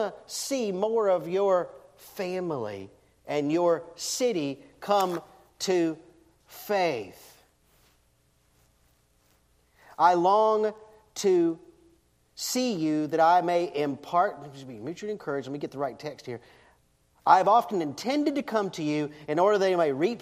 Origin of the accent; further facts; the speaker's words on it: Deep South, United States; I grew up in the Deep South in the late 60s, early 70s